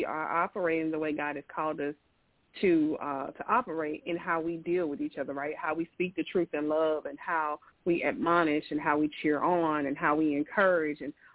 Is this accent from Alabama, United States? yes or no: yes; Birmingham, Alabama, United States; I am from Birmingham, Alabama